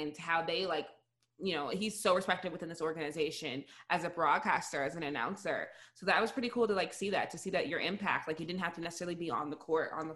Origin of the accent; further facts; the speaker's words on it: United States; I already knew about Adrian Dantley because he's from my hometown.